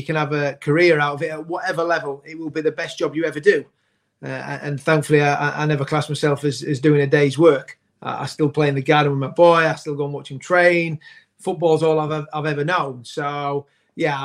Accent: Yorkshire and the Humber, United Kingdom; growing up in Yorkshire

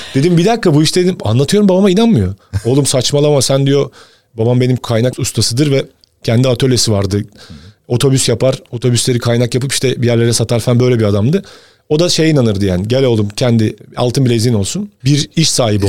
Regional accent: Bursa, Turkey; ben Bursa'da doğdum

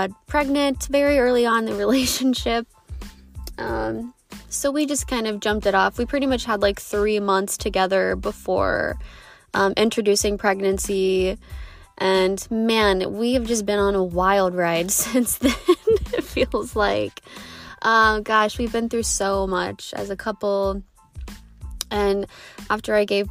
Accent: Southern Ohio, United States; moved away as an adult; also born or lived in Colorado; I grew up in Southern Ohio

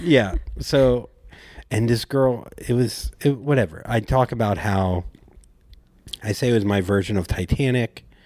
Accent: Port St. Lucie, Florida, United States; moved away; I'm from Port St. Lucie

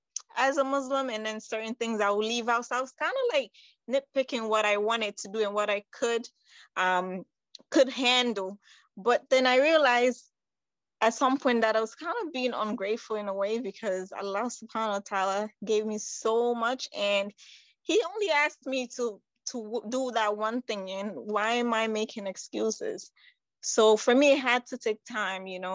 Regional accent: New York, United States; also born or lived in Conakry, Guinea; I was born in Guinea-Conakry. That's on the west side. I would say right next to Senegal, around Ghana. And I came to the United States when I was 9 years old. So I pretty much grew up in New York, big city

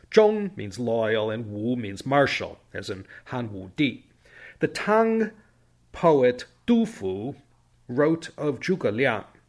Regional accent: Chicago, Illinois, United States; now in Claremont, United States; having grown up in Chicago

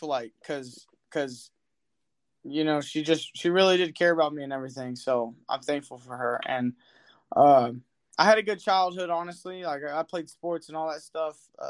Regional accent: Austin, Texas, United States; I'm from Austin, Texas

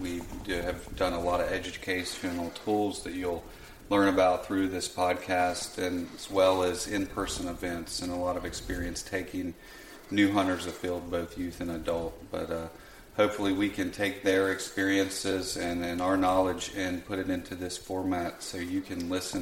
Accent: North Carolina, United States; So, you know, I was born in Western North Carolina to non-hunting parents. You know, grew up around it enough to know it was something I was interested

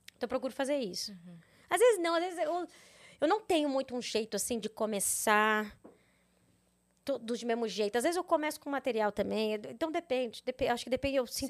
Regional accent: Mato Grosso, Brazil; moved away as an adult; also born or lived in Rio Verde, Goiás / São Paulo / Canada; Eu sou de Mato Grosso

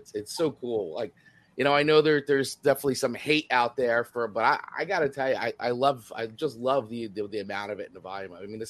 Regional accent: Totowa, New Jersey, United States; I grew up in Totowa, New Jersey

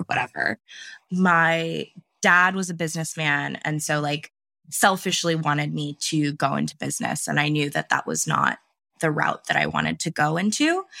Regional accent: California, United States; also born or lived in various places in the United States; I am based in California. Um, I grew up here for the most part, and I've lived

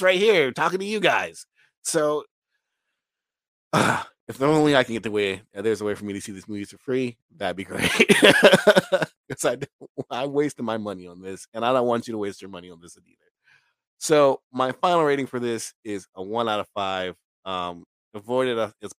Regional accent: United States

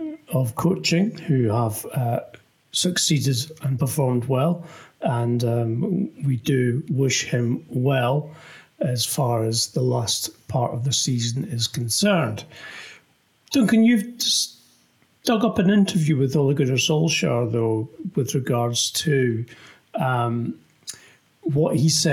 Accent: Scotland, United Kingdom; As fellow Scotsman

